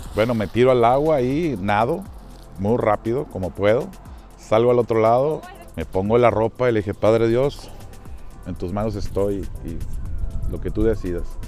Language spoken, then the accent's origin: Spanish; Monterrey, Nuevo León, Mexico; yo soy de Monterrey, Nuevo León. Es una ciudad en el norte del país